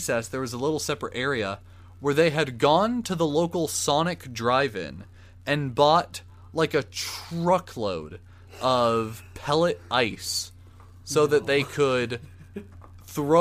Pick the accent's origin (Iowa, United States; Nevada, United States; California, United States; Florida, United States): Florida, United States; Central; moved away; also born or lived in Tennessee; I was born and raised in Central Florida